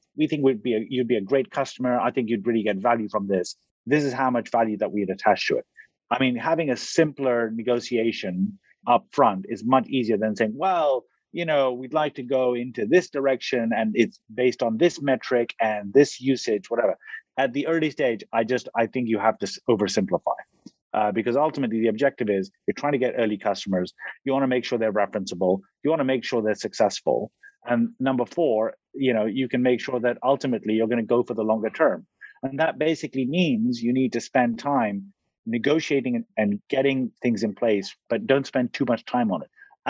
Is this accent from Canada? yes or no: no; Egypt; also born or lived in Pakistan / Kenya / United Kingdom; I was born in Pakistan, I grew up in Egypt and lived in Kenya, lived in the UK